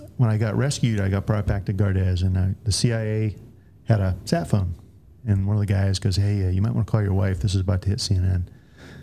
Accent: Northeast, United States; moved away; also born or lived in New Hampshire; I'm from the Northeast

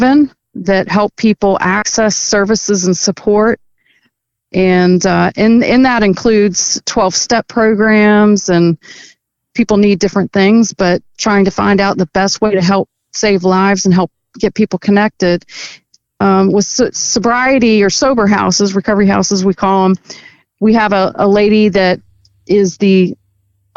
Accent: Maryland, United States; also born or lived in Northern Virginia; now in Virginia, United States; I grew up in Maryland, moved over to Virginia.

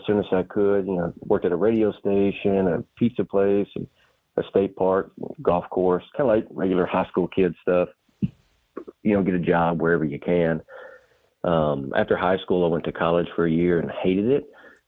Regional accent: Arkansas Delta, United States; I'm an Arkansas native, born and raised in Arkansas. I grew up in the Arkansas Delta. That's the eastern part of the state that runs the Mississippi River. I was born and raised on a family farm. We grew rice and soybeans.

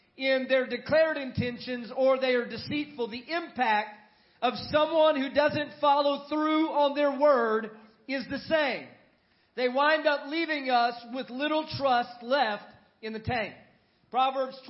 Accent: San Antonio, Texas, United States; now in Monroe, United States; my hometown is San Antonio, Texas

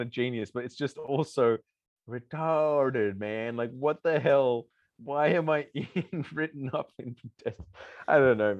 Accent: Sydney, New South Wales, Australia; I'm not from Bondi. I'm from Lake Cove. I'm from the North Shore.

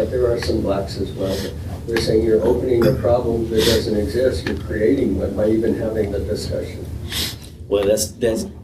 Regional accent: Seattle, Washington, United States; I'm from Seattle

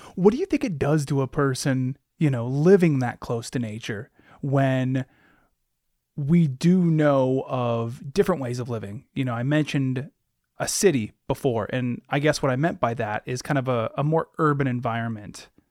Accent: Alaska, United States; I'm from Alaska. I'm not Alaska native

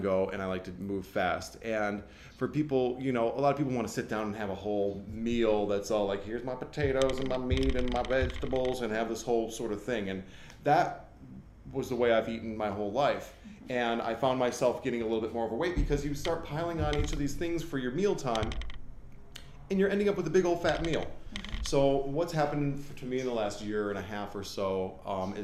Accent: Michigan, United States; moved away as an adult; now in Los Angeles, United States; I grew up in this kind of environment. I mean, we didn't have big gardens, but I was a hillbilly from Michigan

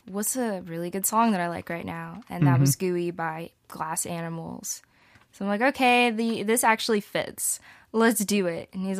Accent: Huntsville, Alabama, United States; I'm from Huntsville.

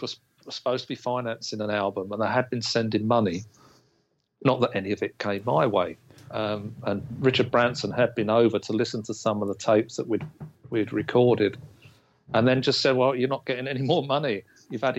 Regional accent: England, United Kingdom; an English kid

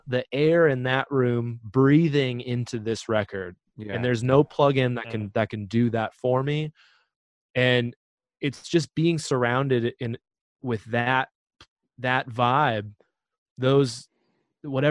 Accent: Fargo, North Dakota, United States; now in Kansas City, United States; my hometown of Fargo, North Dakota

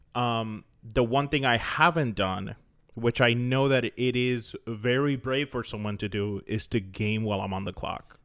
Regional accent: Florida, United States; I grew up in Florida

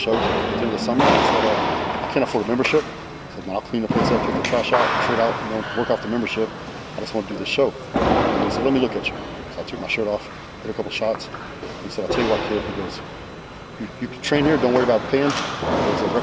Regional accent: West Texas, United States; I grew up in West Texas. Our town had two stoplights.

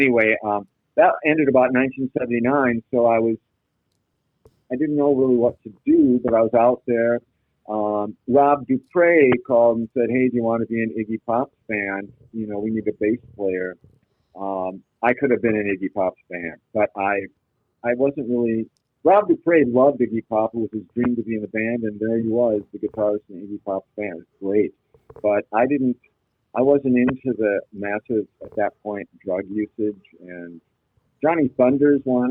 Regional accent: Minneapolis, Minnesota, United States; moved away as an adult; also born or lived in New York City; I grew up in Kenwood. So I went to Kenwood Elementary School

